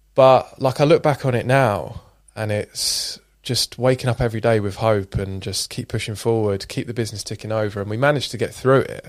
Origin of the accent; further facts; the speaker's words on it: Scotland, United Kingdom; I was born in Scotland, grew up on super shitty, uh, council estate